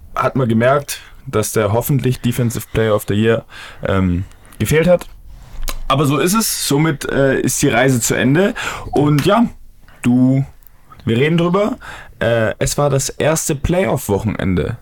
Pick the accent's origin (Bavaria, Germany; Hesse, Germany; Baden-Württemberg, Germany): Baden-Württemberg, Germany; Stuttgart; als Stuttgarter